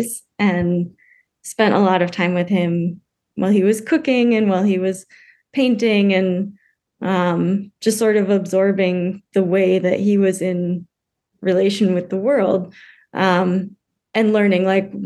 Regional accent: United States; also born or lived in Germany; I grew up American

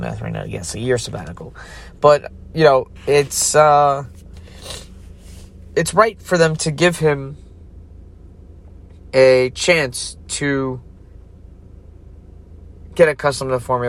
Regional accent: United States; as an American

